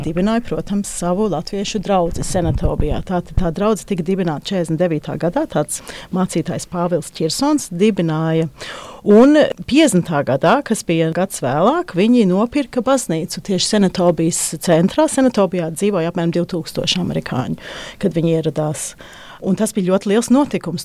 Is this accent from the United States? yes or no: no; Australia; moved away; Es pat uzaugu Austrālijā un mums bija vilnas tērpi